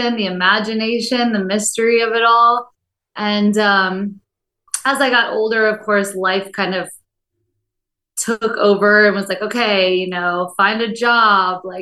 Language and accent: English; Bucks County, outside Philadelphia, Pennsylvania, United States; moved away as an adult; also born or lived in Oahu, Hawaii; now in Kona, United States; I'm from the East Coast originally, right outside of Philly, actually, Bucks County